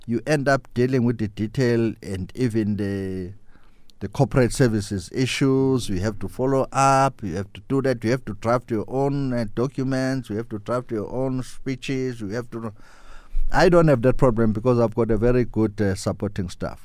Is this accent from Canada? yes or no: no; South Africa; moved away as an adult; now in Brazil; They ask me, "Where do you come from?" I'll say South Africa.